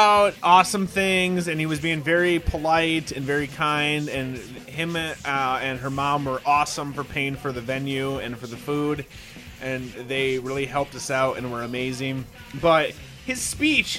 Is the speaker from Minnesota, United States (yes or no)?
yes; Minnesota, United States; we're two Caucasians from Minnesota, okay, from the Midwest